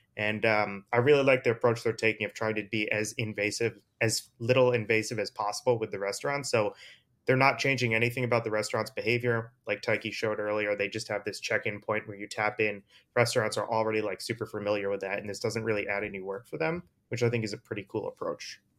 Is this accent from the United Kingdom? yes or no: no; East Coast, United States; I'm from the East Coast